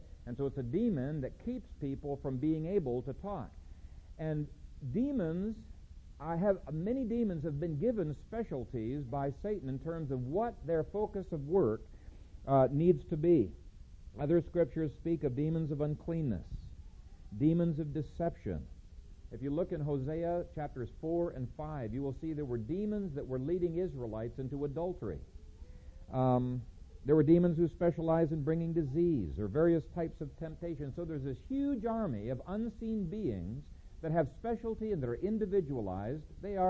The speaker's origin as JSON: {"language": "English", "country": "Ethiopia", "tie": "born or raised there", "said": "One time in Bingham Academy when I was growing up in Ethiopia, there was a cloud of locusts"}